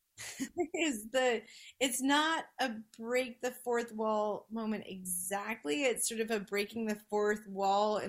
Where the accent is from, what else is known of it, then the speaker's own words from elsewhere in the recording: New Jersey, United States; Allison and I had the benefit of growing up in New Jersey